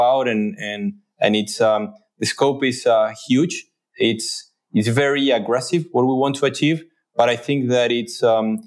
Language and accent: English; Buenos Aires, Argentina; moved away as an adult; now in New York, United States; I grew up in Buenos Aires, though I've been in New York for the last 12 years.